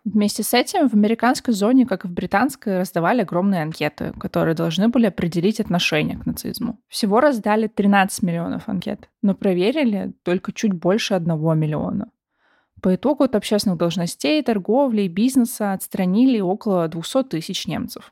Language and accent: Russian; Russia; мы родились в России